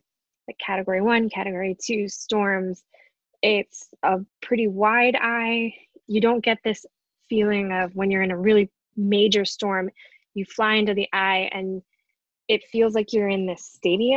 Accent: outside Detroit, Michigan, United States; moved away; I grew up in Michigan, so I didn't even really know anything about hurricanes growing up outside Detroit

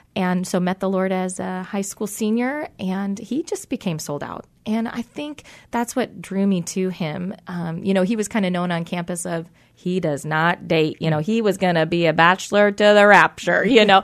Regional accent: Tacoma, Washington, United States; I am born and raised in Tacoma, Washington

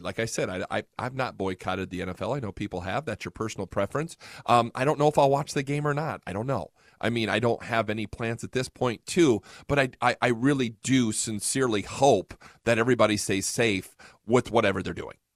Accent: Fort Wayne, Indiana, United States; moved away as an adult; now in Fort Worth, United States; I'm originally from Fort Wayne, Indiana

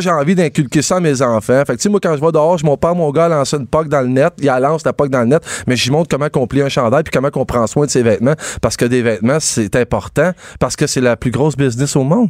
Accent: Quebec, Canada

